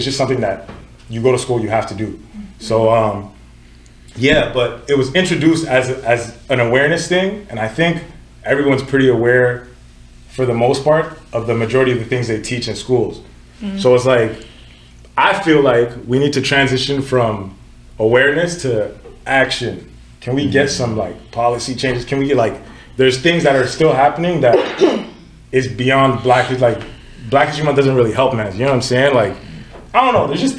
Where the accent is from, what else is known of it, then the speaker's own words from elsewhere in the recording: Katy, Texas, United States; moved away as an adult; also born or lived in Nigeria / New Orleans, Louisiana; now in Ottawa, Canada; Anyways, I grew up in Texas. Yeah, so I was in New Orleans. Katrina hit, moved to Katy, Texas, and I was there until I came to Ottawa.